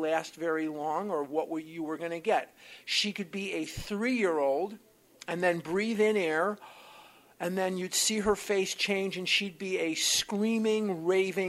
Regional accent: Chicago, Illinois, United States; now in Scottsdale, United States; I'm born and raised in Chicago, Illinois

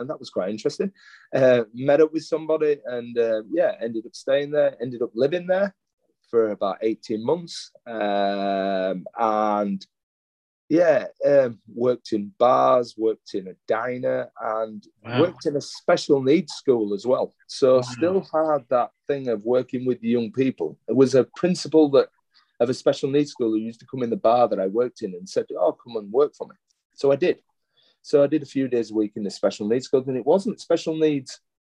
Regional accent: Leeds, Yorkshire and the Humber, United Kingdom; moved away as an adult; now in Adelaide, Australia; my hometown of Leeds

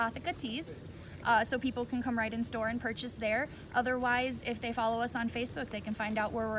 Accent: Peshtigo, Wisconsin, United States; now in Niles, Michigan, United States; I'm from northern Wisconsin, up in the UP, like on the border there.

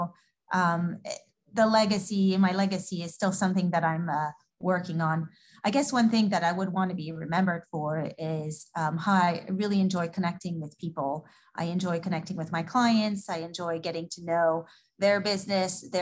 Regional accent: France; moved away as an adult; now in Houston, United States; I am from France originally. I moved to the U.S. In 99. I came for my business school degree and never left.

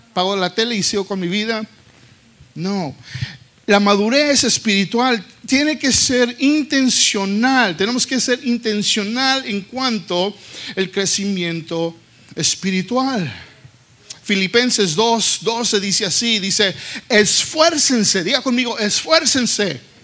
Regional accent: Texas, United States; yo creciendo aquí en los Estados Unidos, en Texas, yo hablaba más inglés Hablaba más inglés que español

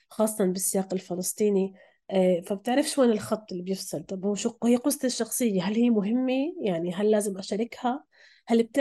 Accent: Palestine; فهي مش سردية بعيد بعيدة عننا كفلسطينيين وفلسطينيات

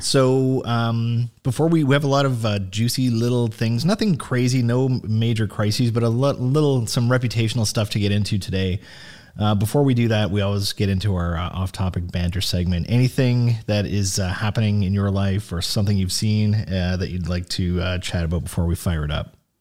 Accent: Sault Ste. Marie, Ontario, Canada; I'm from Sault Ste. Marie

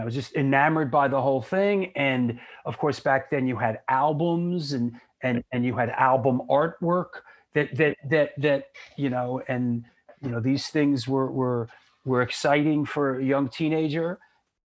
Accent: New York City, New York, United States; also born or lived in Boston, Massachusetts; I was born in Queens, New York, in Forest Hills. Yeah. I lived there for a couple years, and then I spent my younger years there growing up in Manhattan, in Yorkville. Yeah. And then I moved up to the Bronx, to the Spite and Dival section of the Bronx, where I basically lived my teenage years

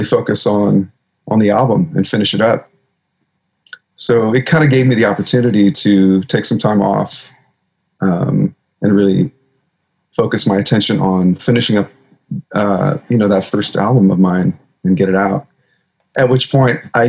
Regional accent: a farm about an hour south of Portland, Oregon, United States; also born or lived in California; We moved to an 80-acre farm out in the middle of nowhere, about an hour south of Portland

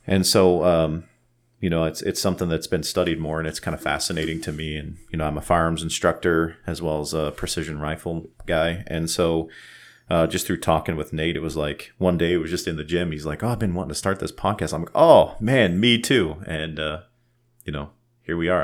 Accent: Lyons, Colorado, United States; I was born in Lyons, raised in Lyons

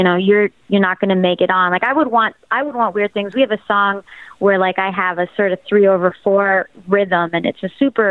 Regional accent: Toronto, Ontario, Canada; I come from Toronto.

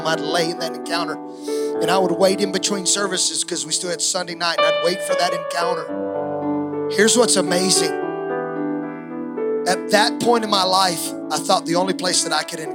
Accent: Ravenna, Ohio, United States; an 11-year-old boy in Ravenna, Ohio

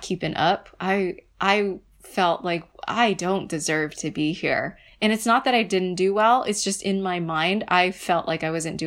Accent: United States; I'm first generation born in the U.S.

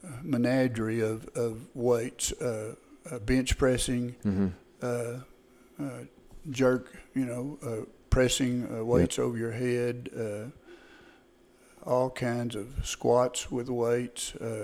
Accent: Canton, Texas, United States; I grew up here in Van Zandt County, just south of Canton, about 6 miles in the Jackson community.

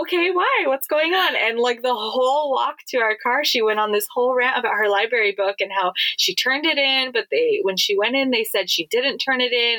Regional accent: Hawaii, United States; being born and raised in Hawaii

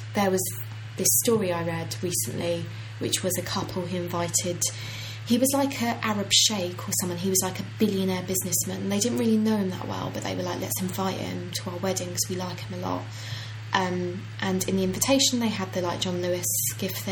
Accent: Ireland; I'm Irish.

